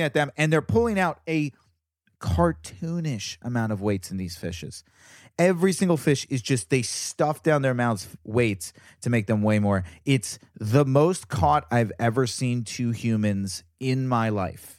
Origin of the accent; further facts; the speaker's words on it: Virginia, United States; I'm from Virginia, so I was the only Jew. in my area